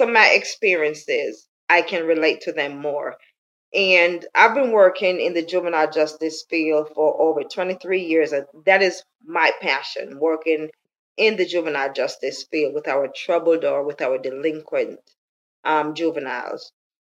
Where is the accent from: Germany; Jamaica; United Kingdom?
Jamaica; moved away as an adult; I was born and raised in Jamaica. I've left Jamaica over 30 years now